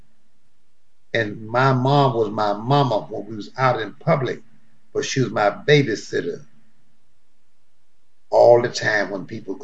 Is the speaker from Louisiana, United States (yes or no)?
yes; Louisiana, United States; I came from Louisiana